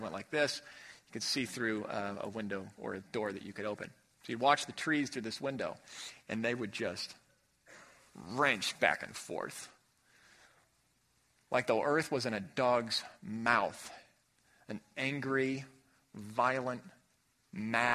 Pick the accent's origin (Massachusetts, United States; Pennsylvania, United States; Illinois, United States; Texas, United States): Illinois, United States; Chicago; Growing up in Chicago